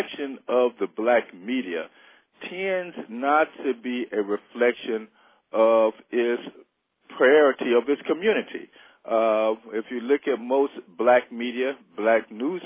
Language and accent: English; Chicago, Illinois, United States; raised in many different parts of Chicago, mainly known for growing up in Robert Taylor Homes on 53rd and State Street.